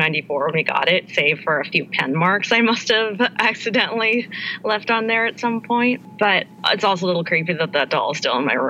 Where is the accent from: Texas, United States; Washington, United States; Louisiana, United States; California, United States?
California, United States; San Francisco; moved away; I'm from San Francisco